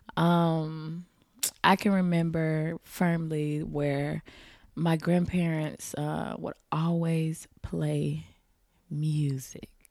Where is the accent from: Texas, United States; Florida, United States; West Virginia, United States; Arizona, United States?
Florida, United States; Tampa; also born or lived in Riverview, Florida; I grew up in Tampa